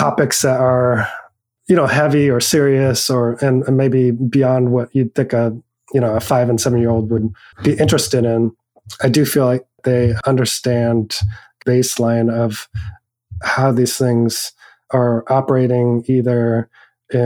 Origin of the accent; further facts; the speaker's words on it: Oregon, United States; also born or lived in Hong Kong; now in Merced, United States; I grew up in Oregon and my family is white. We lived in a pretty rural town of 15,000 people